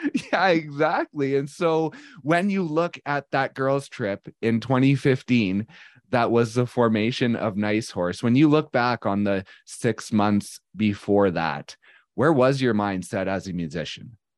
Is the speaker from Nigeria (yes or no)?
no; Canada; I am a Canadian of, bor-, raised in the nineties and early two thousands